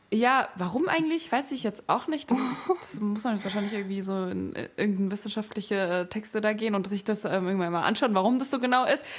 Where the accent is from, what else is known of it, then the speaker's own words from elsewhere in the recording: Frankfurt, Hesse, Germany; moved away as an adult; now in Berlin, Germany; ich bin ja in Frankfurt aufgewachsen und mhm. wohne jetzt auch in Berlin